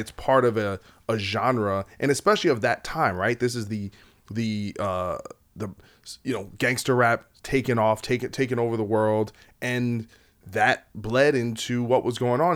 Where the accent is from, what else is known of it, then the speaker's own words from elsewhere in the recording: New Jersey, United States; I'm from Jersey